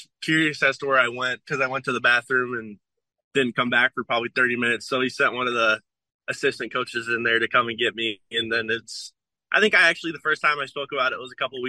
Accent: Iowa City, Iowa, United States; growing up in Iowa City

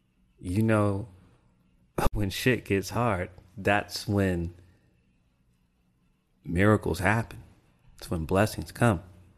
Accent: Japan; also born or lived in Mississippi, United States / Florida, United States; I grew up in Japan, influenced by Buddhist beliefs. And then in Mississippi, you know, straight Baptist church.

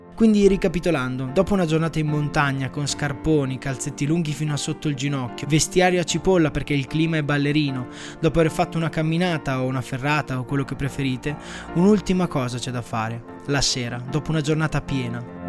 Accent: Emilia-Romagna, Italy; sono romagnolo

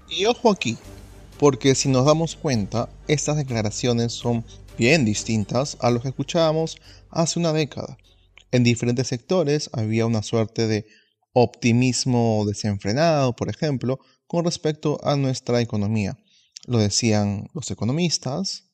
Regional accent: Peru; nuestro país

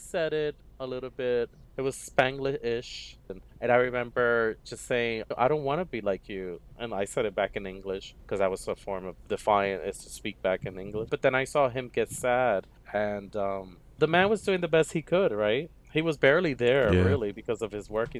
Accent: New York City, New York, United States; I grew up in Harlem

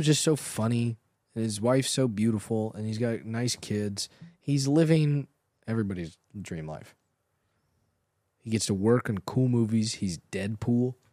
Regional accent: Los Angeles, California, United States; I grew up in Los Angeles, so I grew up watching car chases

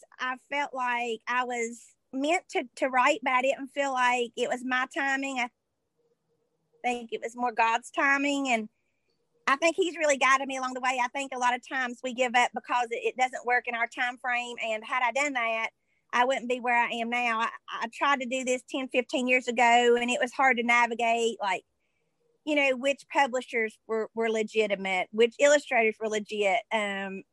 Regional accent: Madison, West Virginia, United States; also born or lived in Charleston, West Virginia / Alice Lloyd College, Kentucky; Well, I am from Madison in Boone County. And I was born in Charleston, West Virginia. And but I've lived in Boone County up until I was 18

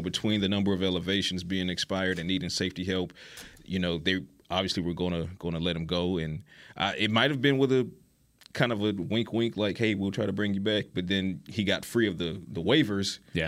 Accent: Savannah, Georgia, United States; also born or lived in Athens, Georgia / Atlanta, Georgia; I, was born and raised in Savannah, Georgia

